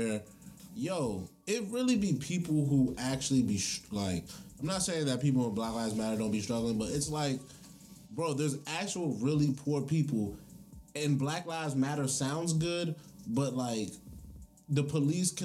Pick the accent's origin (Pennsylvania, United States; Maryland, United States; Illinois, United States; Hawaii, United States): Maryland, United States; Prince George's County; I got to grow up in Prince George's County